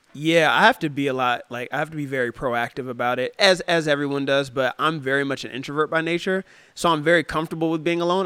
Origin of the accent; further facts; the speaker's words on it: Cincinnati, Ohio, United States; moved away as an adult; also born or lived in Detroit, Michigan; now in San Diego, United States; I grew up in the Midwest and it's very cold in the Midwest